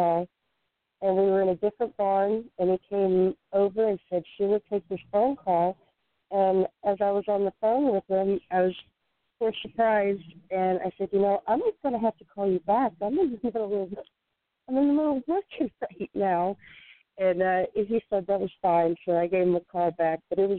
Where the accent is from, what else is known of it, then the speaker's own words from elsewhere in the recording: Delaware, Ohio, United States; moved away as an adult; now in Florida, United States; I grew up in Delaware